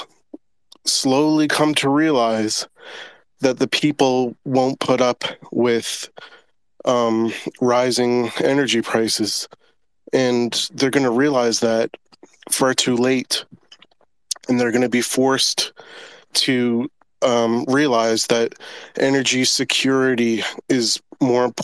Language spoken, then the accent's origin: English; Newfoundland and Labrador, Canada; moved away; I'm from Newfoundland